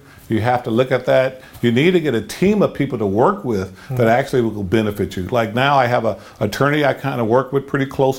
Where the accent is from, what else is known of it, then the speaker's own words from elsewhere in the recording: Compton, California, United States; I was raised, where I grew up. Uh-huh. You know, I am from Compton